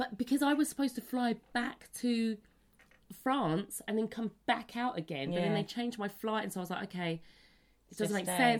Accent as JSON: {"language": "English", "town": "Liverpool", "region": "North West England", "country": "United Kingdom", "accent": "Liverpool", "said": "Do you want to hear my Liverpool accent? I used to be so proud of my Liverpool accent."}